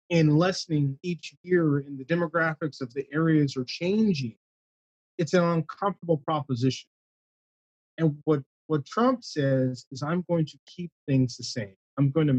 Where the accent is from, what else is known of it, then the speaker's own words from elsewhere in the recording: California, United States; I grew up in California